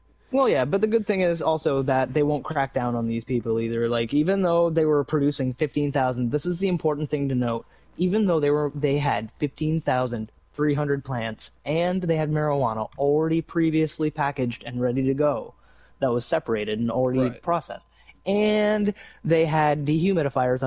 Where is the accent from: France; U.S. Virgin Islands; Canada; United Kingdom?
Canada; I'm Canadian